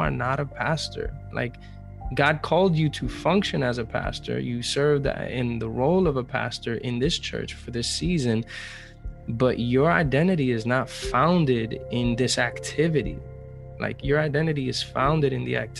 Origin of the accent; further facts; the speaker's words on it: New York City, New York, United States; moved away as an adult; now in Atlanta, United States; I'm still a New Yorker through and through